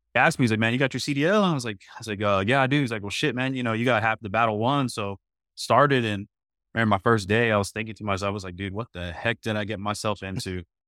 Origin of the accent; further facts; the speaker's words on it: Midland, Texas, United States; I'm actually born and raised in Midland, Texas